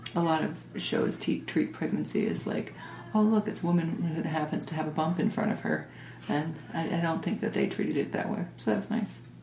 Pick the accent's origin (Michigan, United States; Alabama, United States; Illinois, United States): Michigan, United States; suburb of Detroit; we were in a wealthy suburb of Detroit